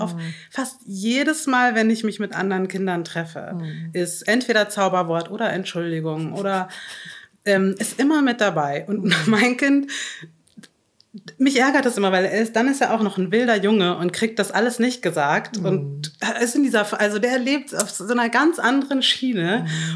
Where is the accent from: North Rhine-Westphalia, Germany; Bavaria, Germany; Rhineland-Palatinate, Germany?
Bavaria, Germany; Chiemsee; Ich bin im, im am Chiemsee in Bayern aufgewachsen